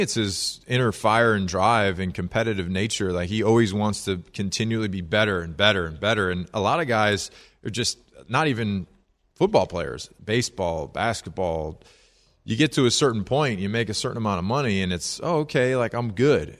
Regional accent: Chicago, Illinois, United States; growing up in the Chicago area

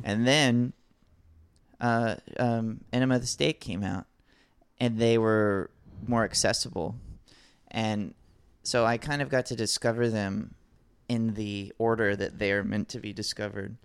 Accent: Alabama, United States; grew up in Alabama

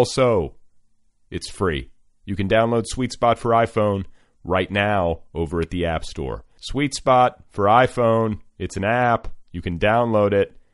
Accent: Mandan, North Dakota, United States; while driving back and forth from my hometown of Mandan, North Dakota and Big Sky, Montana.

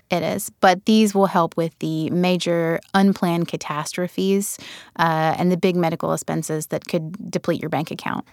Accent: rural Alabama near Birmingham, United States; accent: southern; I grew up in rural Alabama near Birmingham, and I come from a family of savers

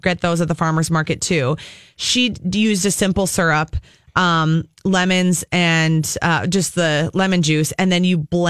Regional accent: Apple Valley, Minnesota, United States; Apple Valley, my hometown. What up, AV?

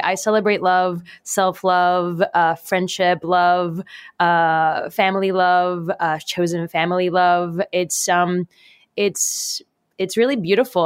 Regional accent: Puerto Rico; I was born and raised in Puerto Rico

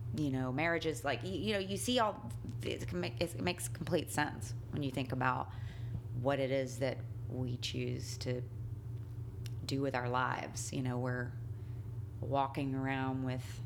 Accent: the South, United States; now in New York, United States; I grew up in the South

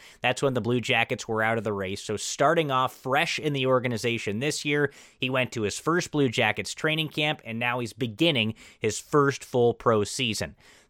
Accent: Southern California, United States; I'm a California guy myself, but I grew up in Southern California.

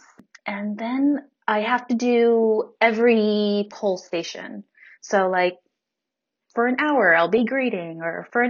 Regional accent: Hayward, California, United States; I'm from Hayward.

